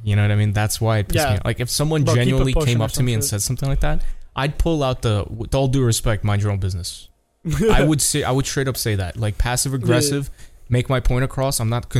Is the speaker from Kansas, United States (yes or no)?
no; New York, United States; English is a second language; Maybe I'm from New York